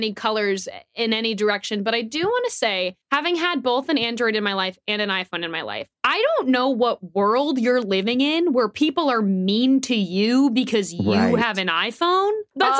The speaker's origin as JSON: {"language": "English", "town": "Atlanta", "region": "Georgia", "country": "United States", "moved": "yes", "lives_now": "Los Angeles, United States", "said": "I am originally from Atlanta, but now I am in Los Angeles."}